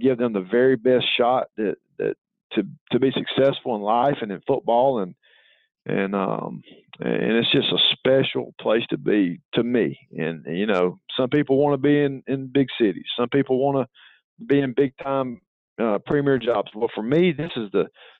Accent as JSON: {"language": "English", "town": "Cochran", "region": "Georgia", "country": "United States", "tie": "born or raised there", "said": "I'm from Cochran. I'm from Blakely County, and so I lived here for a long time and played all 4 years of high school football here. I had coached here two times previously, and this is my hometown."}